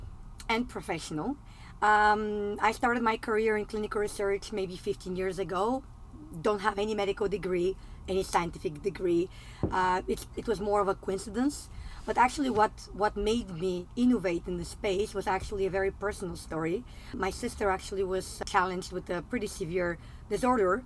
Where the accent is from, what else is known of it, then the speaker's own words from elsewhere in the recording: Bulgaria; I'm actually coming from Eastern Europe. I'm originally from Bulgaria.